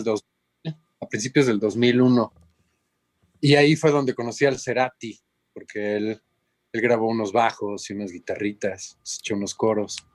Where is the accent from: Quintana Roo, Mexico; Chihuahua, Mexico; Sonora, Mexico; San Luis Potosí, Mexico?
Quintana Roo, Mexico; Cancún; moved away as an adult; also born or lived in Mexico City / Boston / Los Angeles / Monterrey; Yo soy de Cancún bueno, soy del DF, pero crecí en Cancún. Entonces, ah. prácticamente soy de Cancún, pues ahí me eché la primaria, la secu y la prepa